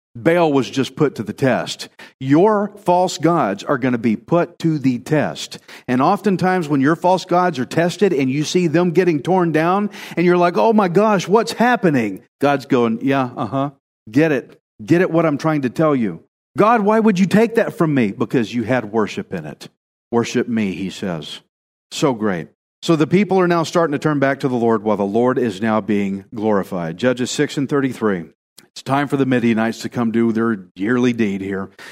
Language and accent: English; Texas, United States; I'm just Texan